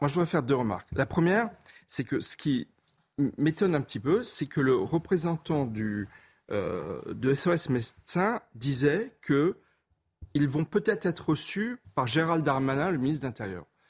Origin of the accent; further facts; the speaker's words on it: Alsace, Grand Est, France; Je suis alsacien, je connais bien Mulhouse.